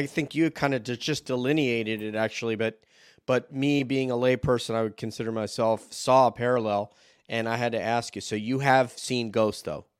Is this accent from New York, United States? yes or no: yes; New York, United States; moved away; my childhood home back in New York